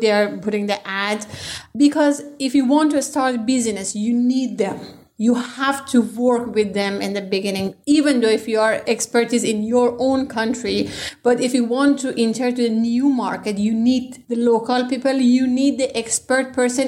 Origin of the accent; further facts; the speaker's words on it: Iran; moved away as an adult; now in Vilnius, Lithuania; I'm not from Vilnius. I'm from Iran. I came all the way from Iran to here to have my startup